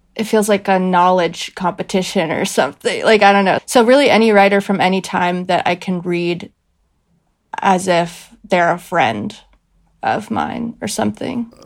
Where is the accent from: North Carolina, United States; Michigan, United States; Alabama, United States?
North Carolina, United States; Greensboro; I'm from Greensboro, North Carolina